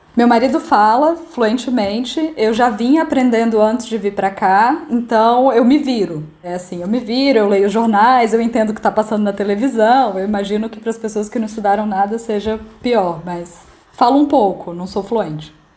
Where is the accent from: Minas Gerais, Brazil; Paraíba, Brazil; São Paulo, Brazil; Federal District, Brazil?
Federal District, Brazil; Brasília; moved away as an adult; now in Milan, Italy; eu sou de Brasília e moro na Itália desde novembro do ano passado